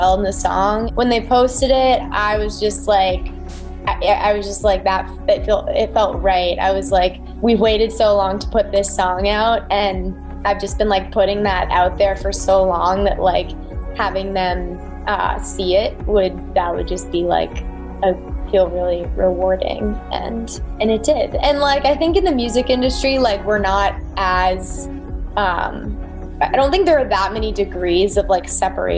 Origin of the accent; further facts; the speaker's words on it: outside of Boston, Massachusetts, United States; moved away as an adult; also born or lived in North Carolina; now in California, United States; I'm from the East Coast. So I was born just outside of, or I'm from outside of Boston, Massachusetts